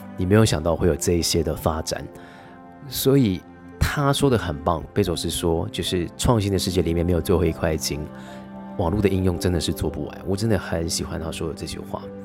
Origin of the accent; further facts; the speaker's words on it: Taiwan; 我觉得就跟韩国人很像是，我们台湾人也是。